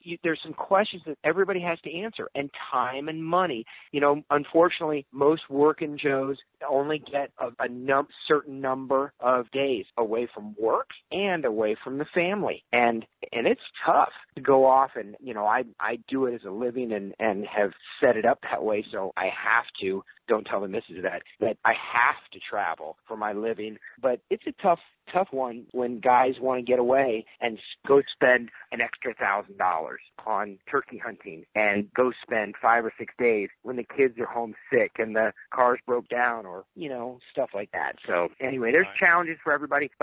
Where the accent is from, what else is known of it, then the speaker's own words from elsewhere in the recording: Central Illinois, United States; also born or lived in South Central Florida; now in Florida, United States; I was raised in Central Illinois